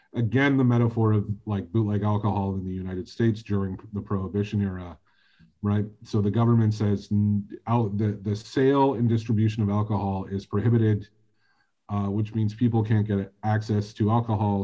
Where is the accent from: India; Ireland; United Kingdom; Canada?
Canada; as a Canadian